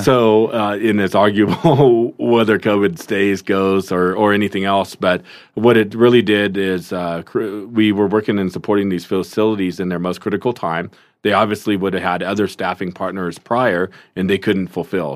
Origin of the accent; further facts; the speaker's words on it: Seattle, Washington, United States; also born or lived in South Korea; grew up in the Seattle area